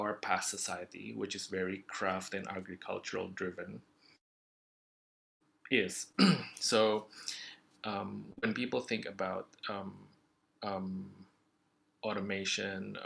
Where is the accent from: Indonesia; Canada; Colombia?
Indonesia; I come from Indonesia